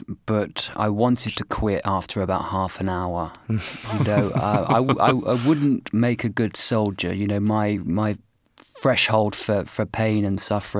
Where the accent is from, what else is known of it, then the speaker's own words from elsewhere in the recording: United Kingdom; also born or lived in Poznan, Poland; simply for being British.